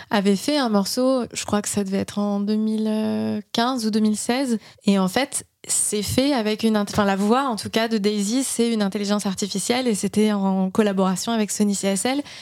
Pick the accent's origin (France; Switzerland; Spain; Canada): France; Mais alors attends, je suis française, je fais de la musique pour un jeu vidéo